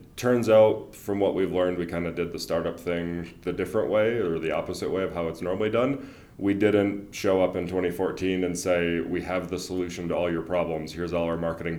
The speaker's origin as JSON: {"language": "English", "area": "Wisconsin and Michigan", "region": "Midwest", "country": "United States", "also_born_or_lived": "Indiana", "moved": "as an adult", "lives_now": "Colorado, United States", "said": "I'm actually a Wisconsin and Michigan guy, and then went to Purdue. So very much Midwest"}